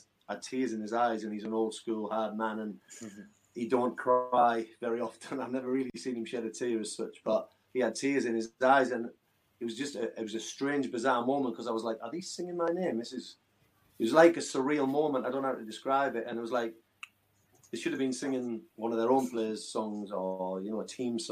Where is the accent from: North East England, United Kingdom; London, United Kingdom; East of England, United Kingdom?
North East England, United Kingdom; Hartlepool; my hometown Hartlepool